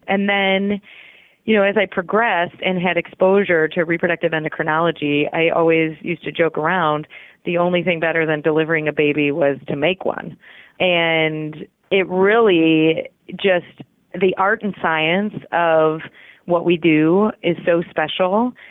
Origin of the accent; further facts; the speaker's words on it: Chicago, Illinois, United States; moved away as an adult; now in St. Louis, United States; I was born and raised in Chicago. So, I've always been a Midwest girl